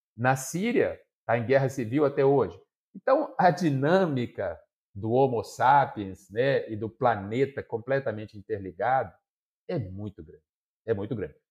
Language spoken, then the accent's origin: Portuguese; Ponte Nova, Minas Gerais, Brazil; also born or lived in Santa Cruz do Escalvado / Viçosa; E eu sou nascido, criado é, em Ponte Nova, que é uma cidade muito reconhecida como importante suinocultura